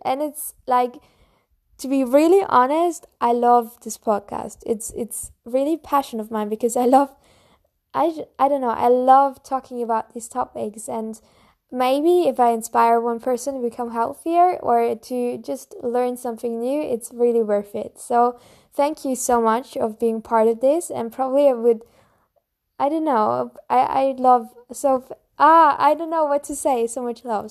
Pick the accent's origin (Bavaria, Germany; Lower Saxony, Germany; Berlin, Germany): Bavaria, Germany; I'm from Germany, more in the south of Germany, from Bavaria. And I live close to Munich